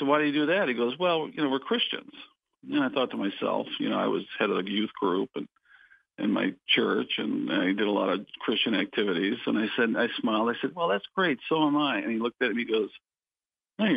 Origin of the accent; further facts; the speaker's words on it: Connecticut, United States; moved away as an adult; also born or lived in Southern California; now in Rockford, United States; I grew up in Connecticut